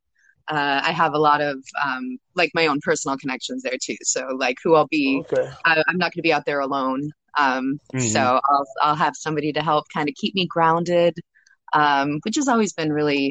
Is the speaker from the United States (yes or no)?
yes; Baltimore, Maryland, United States; I am from Baltimore, but actually moving really, really soon. So I'll be based out of LA coming up.